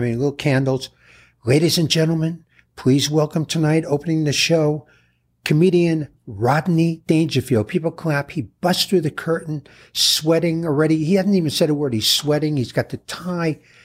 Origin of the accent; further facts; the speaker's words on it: New York City, New York, United States; I was born in the Bronx